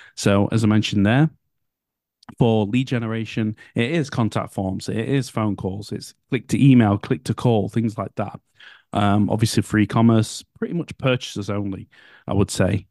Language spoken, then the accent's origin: English; United Kingdom; I'm British